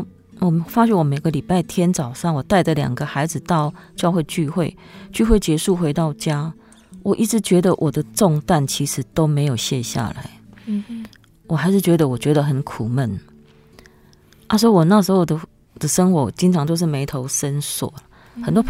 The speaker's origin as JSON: {"language": "Chinese", "region": "Kaohsiung", "country": "Taiwan", "said": "对，然后因为我又是从高雄市去嫁到新埤，那又没有朋友。"}